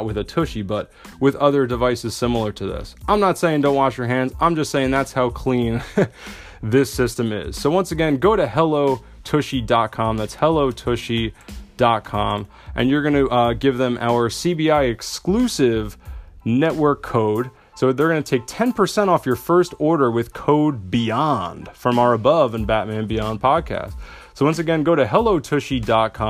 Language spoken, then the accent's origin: English; New Jersey, United States; also born or lived in Italy; I come from New Jersey.